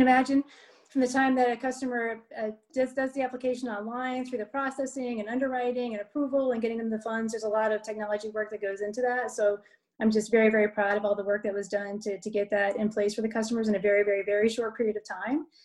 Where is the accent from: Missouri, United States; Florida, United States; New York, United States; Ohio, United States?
Ohio, United States; Dayton; also born or lived in Columbus, Ohio; I'm from Ohio. So I grew up in Dayton